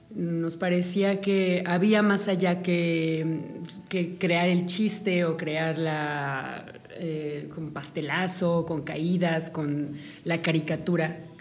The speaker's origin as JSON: {"language": "Spanish", "country": "Mexico", "said": "como mexicanos"}